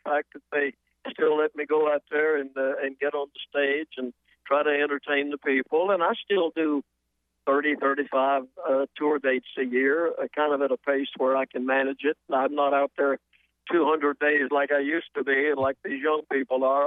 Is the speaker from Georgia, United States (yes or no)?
yes; Atlanta, Georgia, United States; moved away; also born or lived in South Carolina; I grew up in Atlanta, spent most of my growing up years around there